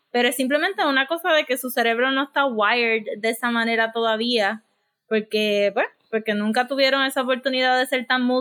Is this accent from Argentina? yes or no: no; Puerto Rico; nosotros como latinos y puertorriqueños